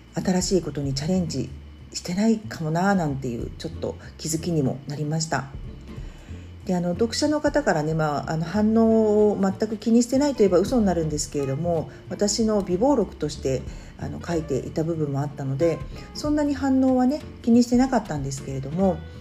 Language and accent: Japanese; Tokyo, Japan; 東京にはあの私の実家があります